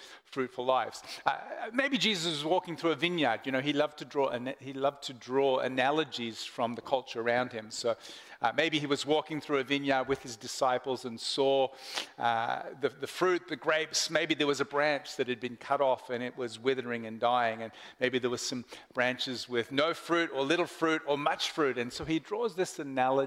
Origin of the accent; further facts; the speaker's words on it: Portland, Oregon, United States; now in Melbourne, Australia; I was born in Melbourne, and then I grew up in America, Portland, Oregon, for about 10 years before coming back to Melbourne.